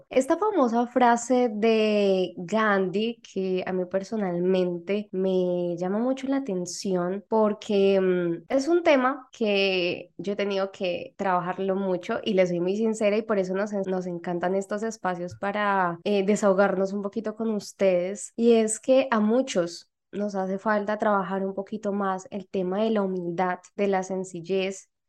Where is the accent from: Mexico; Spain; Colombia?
Mexico; de México